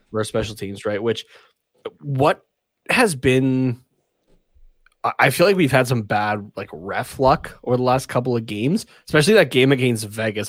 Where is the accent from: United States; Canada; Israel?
Canada; being a Canadian